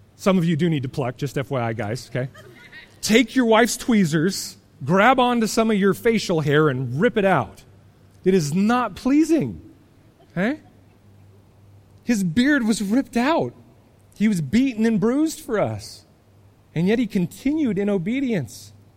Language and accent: English; United States; as American Christians